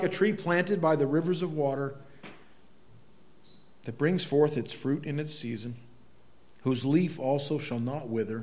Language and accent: English; United States; I think as an American especially, we live in a world where we talk, you know, our country